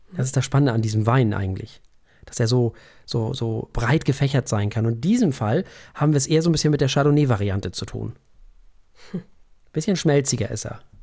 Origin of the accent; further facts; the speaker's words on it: Germany; hier bei uns in Deutschland